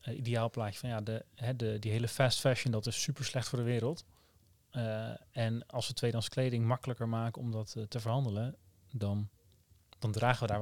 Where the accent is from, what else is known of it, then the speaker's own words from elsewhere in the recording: Netherlands; Maar het, past ook wel bij ons als Nederlanders om het eh, geleidelijk